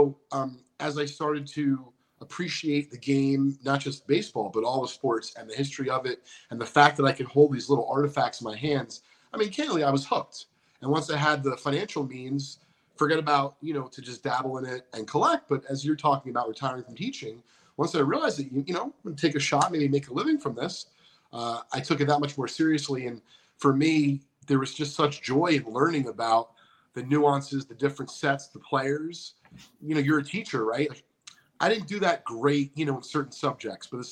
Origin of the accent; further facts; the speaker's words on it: Northeast, United States; I'm from the Northeast